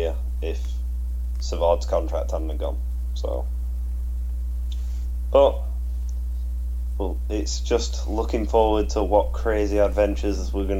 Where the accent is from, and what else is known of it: England, United Kingdom; accent: English